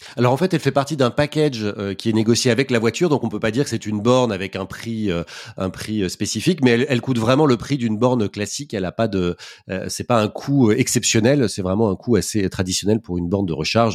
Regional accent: Paris, Île-de-France, France; quand on est parisien, par exemple, ce qui est mon cas

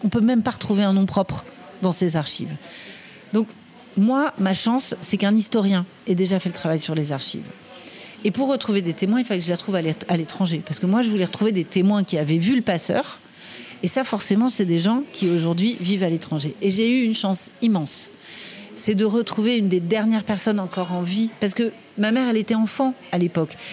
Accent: Les Lilas, Île-de-France, France; je suis né au Lila, à la clinique des Lilas, en Seine-Saint-Denis, juste à côté de Paris.

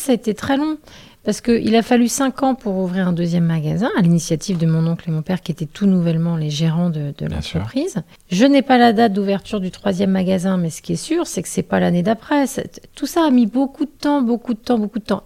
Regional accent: Quiberon, Brittany, France; j'ai vécu mon enfance à Quiberon

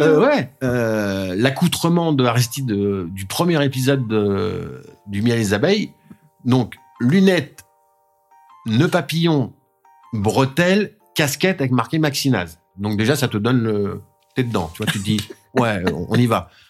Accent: Vernon, Normandy, France; c'est ma ville, euh, c'est ma ville natale. Euh, j'y suis né

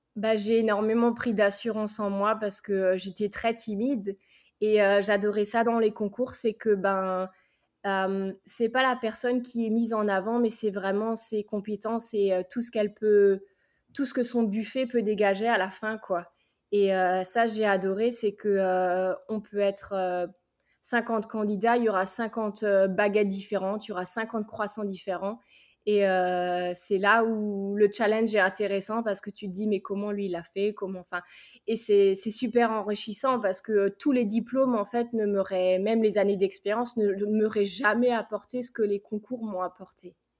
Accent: Alsace, Grand Est, France; moved away as an adult; now in United States; Je suis alsacienne

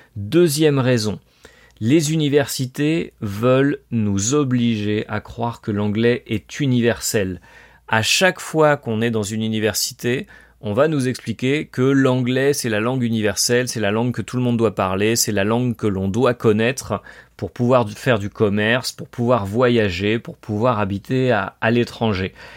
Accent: France; moved away as an adult; also born or lived in Colombia; yo soy francés, je suis français

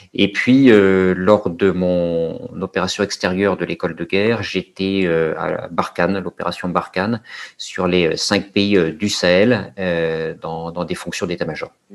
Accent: Paris, Île-de-France, France; je suis euh, parisien, j'ai grandi à, grandi à Paris

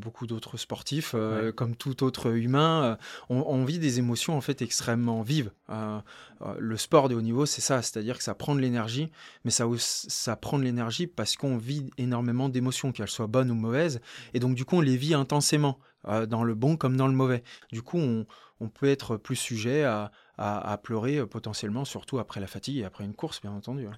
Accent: Courchevel, Auvergne-Rhône-Alpes, France; also born or lived in Lake Annecy / Albertville; J'ai grandi entre Courchevel et le lac d'Annecy

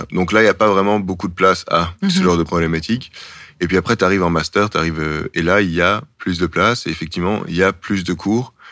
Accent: Belgium; Et puis, moi, je me dis juste, ah ben tiens, en fait, je suis belge.

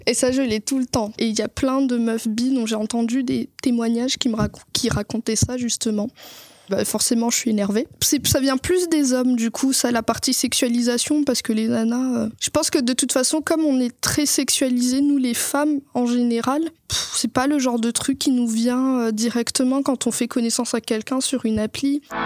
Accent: Madagascar; j'ai grandi à Madagascar

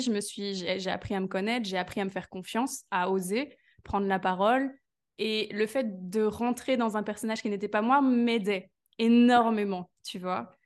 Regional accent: Belgium; je suis de Belgique

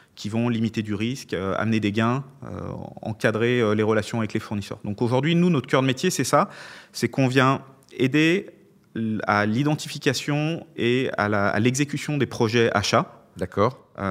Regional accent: Lyon, Auvergne-Rhône-Alpes, France; je suis lyonnais après tout

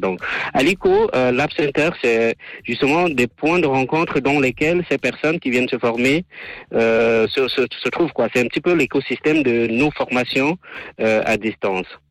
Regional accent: Cameroon; moved away as an adult; now in Switzerland; je vis en Suisse, je viens du Cameroun

